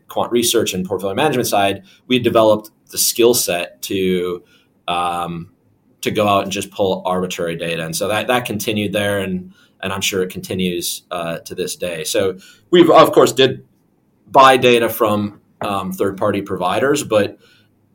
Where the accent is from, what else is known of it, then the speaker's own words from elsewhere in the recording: Minnesota, United States; now in London, United Kingdom; I'm from Minnesota, which is a very cold state